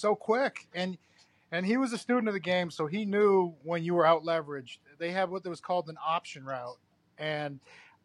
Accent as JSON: {"language": "English", "region": "Massachusetts", "country": "United States", "tie": "born or raised there", "said": "I grew up in Massachusetts"}